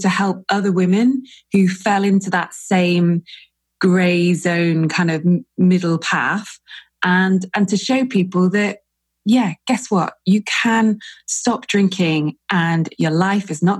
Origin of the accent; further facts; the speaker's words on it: England, United Kingdom; I'm English as well